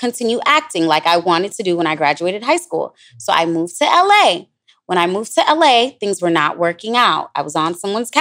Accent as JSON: {"language": "English", "country": "Jamaica", "also_born_or_lived": "Florida / Los Angeles", "moved": "yes", "said": "I'm Jamaican"}